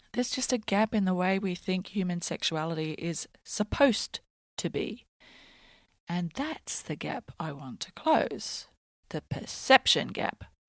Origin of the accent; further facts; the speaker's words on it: Australia; I'm Australian